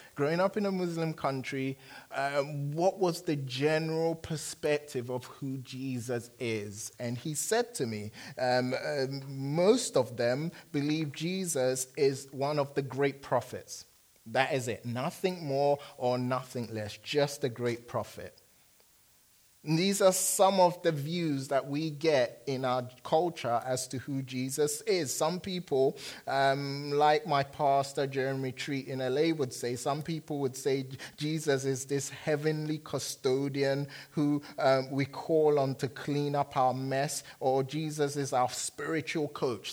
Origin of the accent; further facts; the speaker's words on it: London, United Kingdom; moved away; I'm from London.